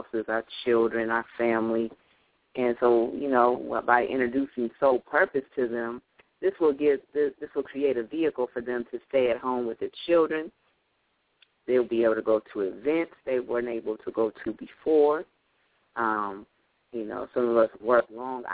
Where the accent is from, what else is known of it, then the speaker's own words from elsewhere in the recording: Lansing, Michigan, United States; I'm from Lansing, Michigan. I stay in Michigan